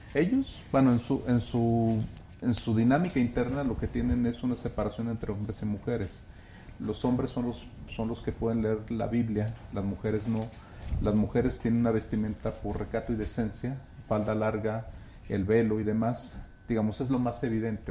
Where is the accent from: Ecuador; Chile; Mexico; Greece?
Mexico; Guadalajara, Jalisco; yo soy de Guadalajara y crecí mm. en, ese, en ese entorno en los años 90